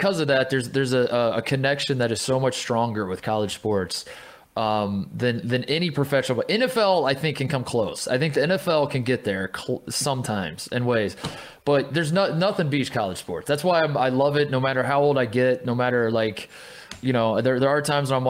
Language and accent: English; Indiana, United States; I grew up in Indiana